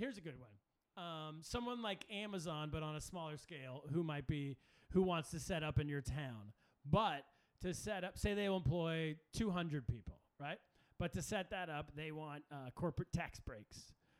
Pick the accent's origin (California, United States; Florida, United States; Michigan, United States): California, United States; Sacramento; moved away as an adult; from Sacramento, California, my hometown